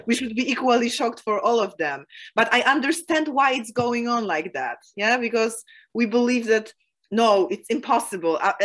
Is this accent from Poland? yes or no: yes; Poland; came to my hometown